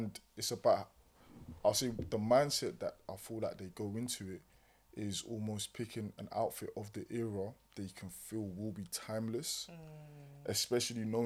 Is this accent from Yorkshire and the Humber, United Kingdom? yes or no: no; Kent, South East England, United Kingdom; I come from Kent